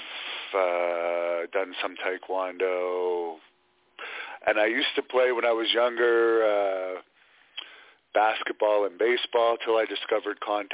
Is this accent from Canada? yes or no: yes; Canada; I am Canadian